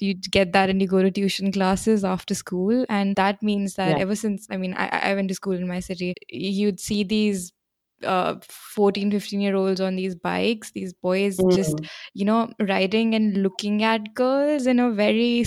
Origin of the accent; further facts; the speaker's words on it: India; also born or lived in United Kingdom; we are two Indian women, I mean, women from India